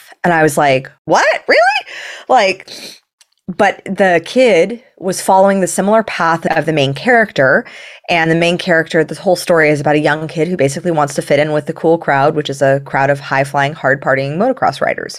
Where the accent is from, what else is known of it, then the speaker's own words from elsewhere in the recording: Los Angeles, California, United States; I grew up in Los Angeles